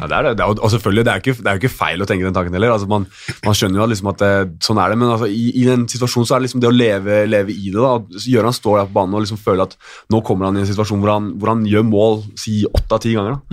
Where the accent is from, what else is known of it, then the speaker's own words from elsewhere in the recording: Norway; vi er nordmenn